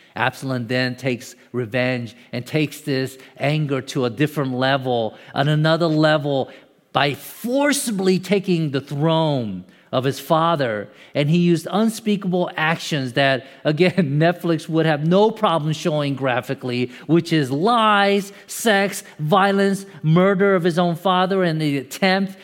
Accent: Atlanta, Georgia, United States; I'm from Atlanta

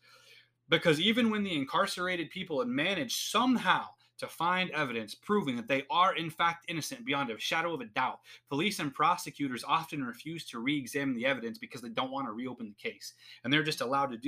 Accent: United States; As an American citizen that lives under the same set of laws and rules

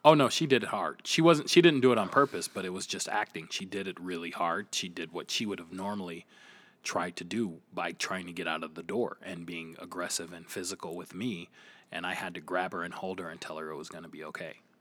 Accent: Flint, Michigan, United States; I am from Flint, Michigan.

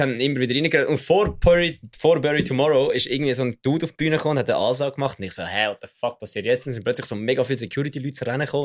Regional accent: Switzerland; als Schweizer

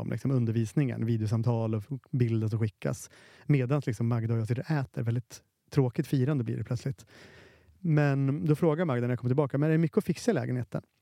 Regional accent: Finland; jag är finne

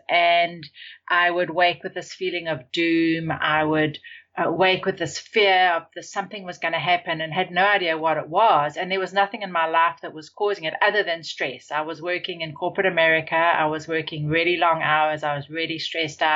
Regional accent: South Africa; moved away; I grew up in South Africa

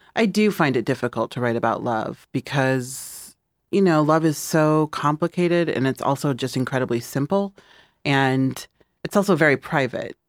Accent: Midwest, United States; moved away

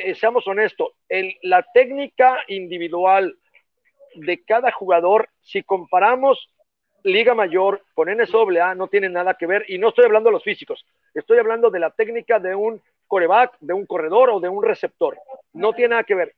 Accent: Mexico; como mexicanos

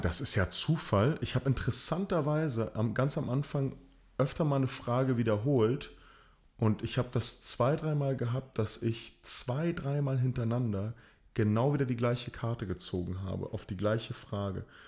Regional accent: Chile; moved away; also born or lived in East Germany (GDR); Ich bin Sohn von äh, chilenischen Einwanderern, beides Theaterkünstler. Ich bin in der DDR geboren, in Chile aufgewachsen

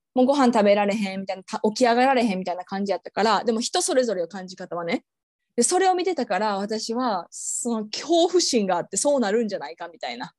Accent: Japan; now in Australia; 日本で生まれ育った

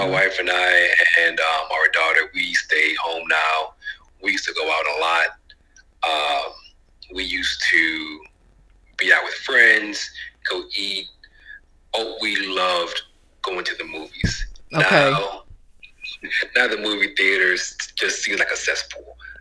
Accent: South Florida, United States; moved away as an adult; also born or lived in Midwest; I grew up in South Florida

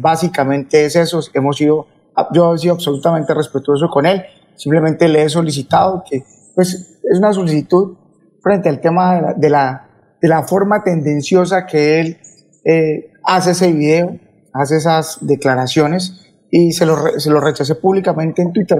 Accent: Colombia; como colombiano

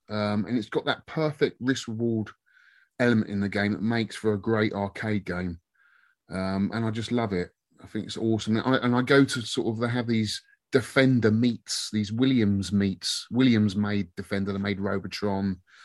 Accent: Twickenham, London, United Kingdom; I'm from Twickenham

